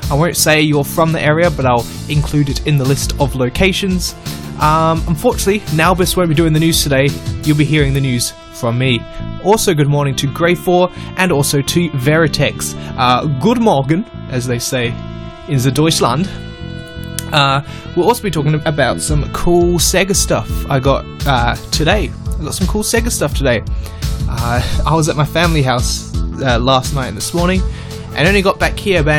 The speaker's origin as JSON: {"language": "English", "country": "Austria", "said": "Yep, I'm from Austria."}